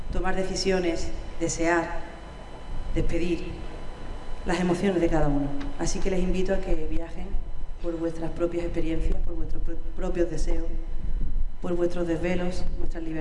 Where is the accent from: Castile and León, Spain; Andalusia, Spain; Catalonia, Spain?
Andalusia, Spain; Málaga; estoy en mi tierra, en Málaga